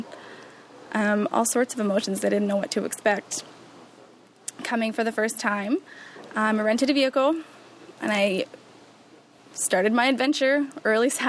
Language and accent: English; Saint John, New Brunswick, Canada; now in Belleville, Canada; I'm originally from St. John, New Brunswick